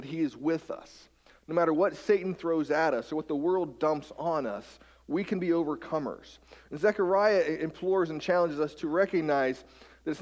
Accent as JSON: {"language": "English", "region": "West Virginia", "country": "United States", "tie": "born or raised there", "moved": "yes", "lives_now": "Marysville, United States", "said": "I'm from West Virginia. I kind of grew up among the mountains, the hills, if you will."}